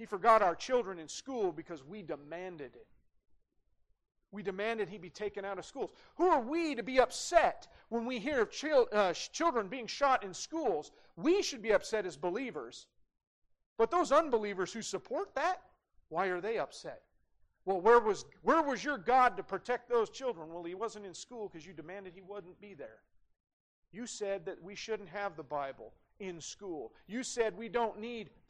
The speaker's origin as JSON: {"language": "English", "town": "Great Falls", "region": "Montana", "country": "United States", "tie": "born or raised there", "said": "growing up in Great Falls, we had guns in the gun rack in the parking lot at CMR"}